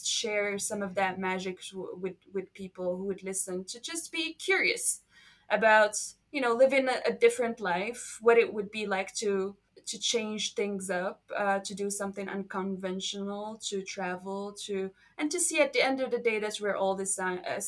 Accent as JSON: {"language": "English", "town": "Marrakesh", "region": "Marrakesh-Safi", "country": "Morocco", "tie": "born or raised there", "second_language": "English", "moved": "as an adult", "lives_now": "Thailand", "said": "a small tiny room in Marrakesh, my hometown, at age 17"}